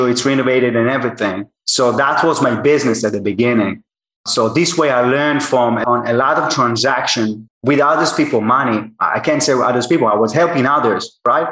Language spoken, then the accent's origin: English; Israel; I'm from Israel and I worked in American tech company.